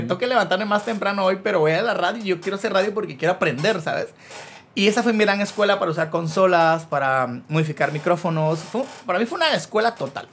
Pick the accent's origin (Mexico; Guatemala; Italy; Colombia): Guatemala; Chicacao, near Mazatenango, Suchitepéquez; Yo soy de Chicago y viajaba a Mazate todos los días por el colegio